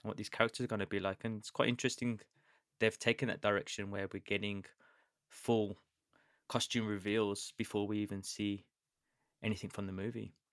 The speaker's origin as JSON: {"language": "English", "country": "United Kingdom", "said": "I'm British"}